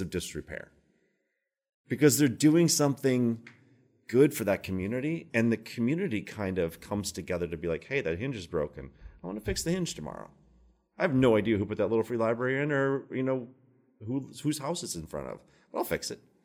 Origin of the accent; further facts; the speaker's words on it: Minnesota, United States; now in Baltimore, United States; I'm from Minnesota